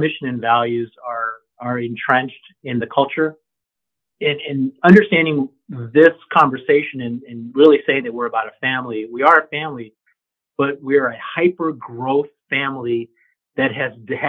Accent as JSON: {"language": "English", "town": "San Bernardino", "region": "California", "country": "United States", "tie": "born or raised there", "said": "I'm a local boy. I'm from San Bernardino. So I grew up in the area"}